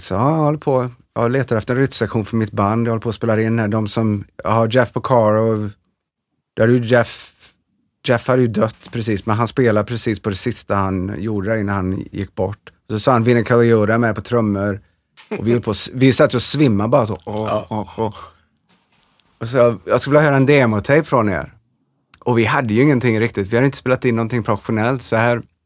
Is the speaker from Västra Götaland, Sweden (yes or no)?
yes; Trollhättan, Västra Götaland, Sweden; moved away as an adult; also born or lived in Los Angeles, United States; vi skulle stanna ett år och komma tillbaka och vara superhjältar i Trollhättan